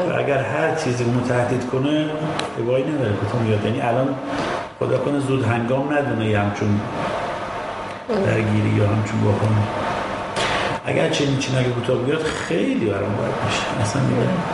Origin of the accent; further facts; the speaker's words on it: Iran; ما ایرانیم